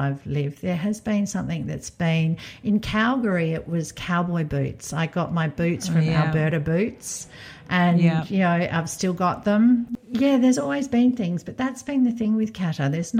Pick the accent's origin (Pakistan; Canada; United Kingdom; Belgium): Belgium; now in Poland; Like in my home country of Belgium, a lot of the kids would be better off.